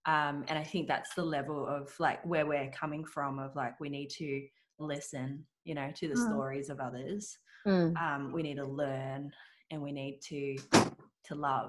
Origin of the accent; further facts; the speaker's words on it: Australia; first language Cantonese; English is a second language; I was born in Australia. I remember going to school at, well, you know, going to pre-prep or kinder, like, and I actually didn't know any English. So I grew up with my grandma was looking after me. And so I only spoke Cantonese.